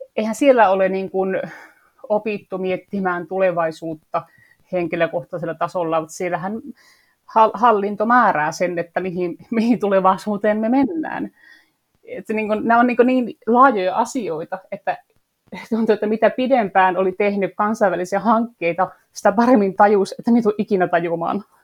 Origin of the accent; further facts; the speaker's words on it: Torne Valley, Lapland, Finland; moved away as an adult; also born or lived in Sweden / southern Finland; now in Lapland, Finland; Olen täältä Torniolaksosta kotoisin, mä olen Ruotsin puolella syntynyt ja Suomen puolella käynyt kouluun